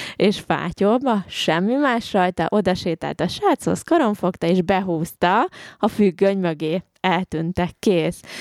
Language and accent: Hungarian; Hungary; én se angol vagyok, hanem én is magyar vagyok, tehát hogy nekem ez tanult nyelv